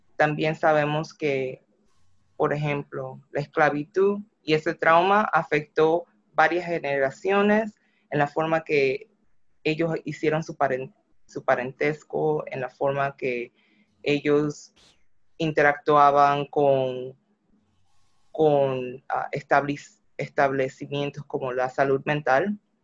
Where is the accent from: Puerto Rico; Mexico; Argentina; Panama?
Panama; now in United States; yo soy negra, soy de Panamá y, y soy latina